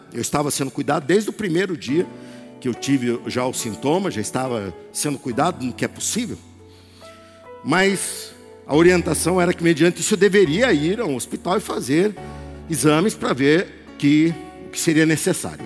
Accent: Barbacena, Minas Gerais, Brazil; quando eu era criança pequena lá em Barbacena

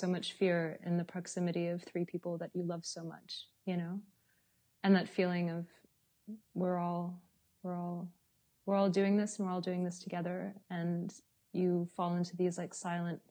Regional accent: Los Angeles, California, United States; moved away as an adult; now in Berlin, Germany; I was born in Los Angeles.

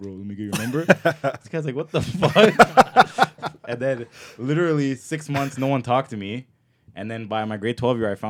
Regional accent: Toronto, Ontario, Canada; Because growing up, I grew up in Scarborough.

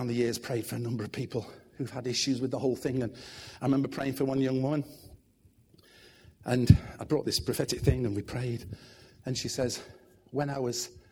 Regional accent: Manchester, North West England, United Kingdom; assistant pastor in the church I grew up in Manchester

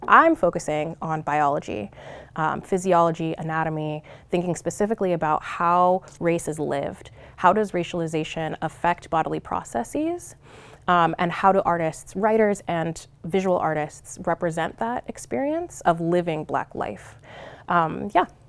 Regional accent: Long Beach, California, United States; moved away as an adult; also born or lived in Cerritos, California; now in Oregon, United States; I'm originally from Southern California. I split my time between Long Beach and Cerritos, California

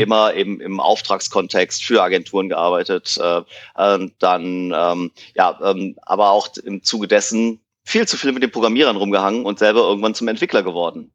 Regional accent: Cologne, North Rhine-Westphalia, Germany; aus Köln

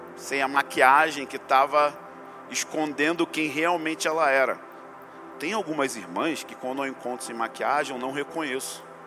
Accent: Rio de Janeiro, Brazil; como eu sou brasileiro e carioca

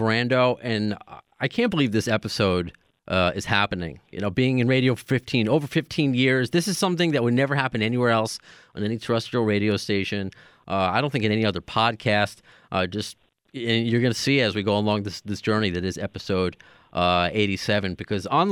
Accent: New York, United States; We're both from New York

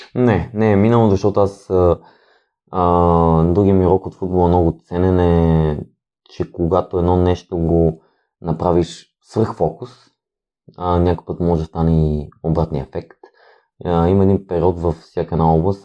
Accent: Kyustendil, Kyustendil Province, Bulgaria; moved away; also born or lived in Sofia; Аз съм родом от Кюстендил, там съм израснал

